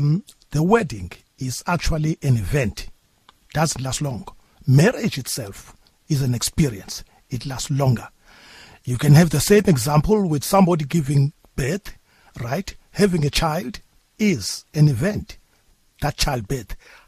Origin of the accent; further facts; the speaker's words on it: Port Elizabeth, Eastern Cape, South Africa; also born or lived in United States; I did my early education right here in PE, Gamaloa Primary High School, Cowan High School